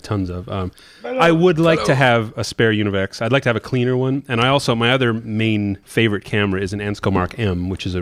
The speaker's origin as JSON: {"language": "English", "country": "Canada", "said": "I'm from Canada"}